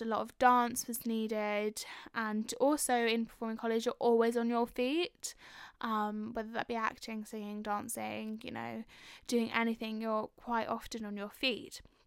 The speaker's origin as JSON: {"language": "English", "region": "London", "country": "United Kingdom", "said": "I am from North London."}